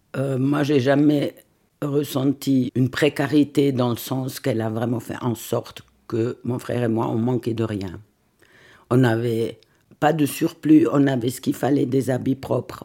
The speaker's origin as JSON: {"language": "French", "region": "Lucerne", "country": "Switzerland", "tie": "born or raised there", "moved": "yes", "lives_now": "Vevey, Switzerland", "said": "Je vis à Vevey, mais je suis née à Lucerne d'une maman italienne, d'un papa lucernois"}